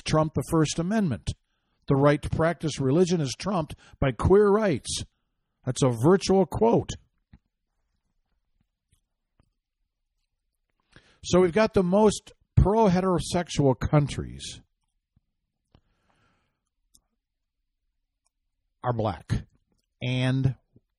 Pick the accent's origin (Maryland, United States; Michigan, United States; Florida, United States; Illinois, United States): Michigan, United States; my home state of Michigan